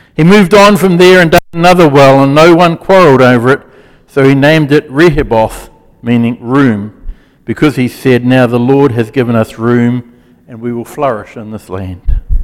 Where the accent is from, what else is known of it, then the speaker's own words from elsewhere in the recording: Gisborne, New Zealand; When I was a kid, I grew up in Gisborne